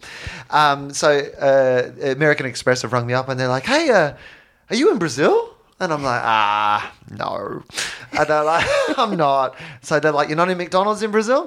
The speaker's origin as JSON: {"language": "English", "country": "Australia", "said": "I'm from Australia"}